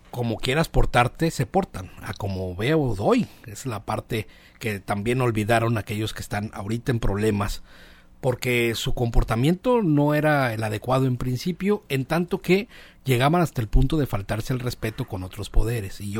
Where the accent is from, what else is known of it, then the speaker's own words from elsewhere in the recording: Mazatlán, Sinaloa, Mexico; soy de Mazatlán, pero pues ya. Estoy participando. Yo soy mazatleco